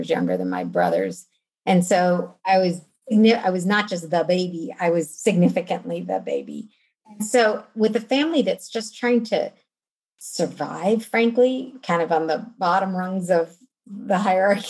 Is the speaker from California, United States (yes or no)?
no; West Virginia, United States; also born or lived in North Carolina; I was born in West Virginia, which, you know, we grew up kind of on the East Coast in West Virginia and also in North Carolina.